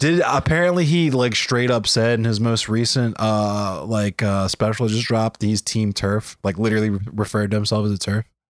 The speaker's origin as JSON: {"language": "English", "town": "Baltimore", "region": "Maryland", "country": "United States", "said": "I'm from Baltimore."}